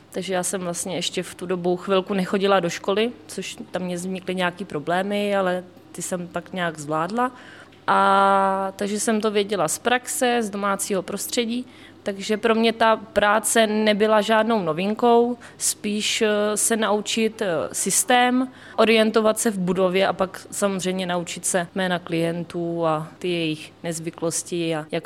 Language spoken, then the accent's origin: Czech; Hlinsko, Pardubice Region, Czechia; moved away; also born or lived in Chrudim / Jihlava; Studovala jsem čtyři roky vlastně v Chrudimi, protože pocházím z Hlinska v Čechách.